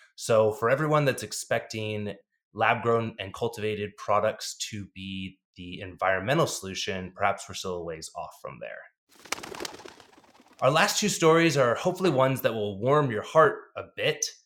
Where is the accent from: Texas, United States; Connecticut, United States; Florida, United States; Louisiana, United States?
Texas, United States; Dallas; CityVet out of Dallas, Texas, which is my hometown.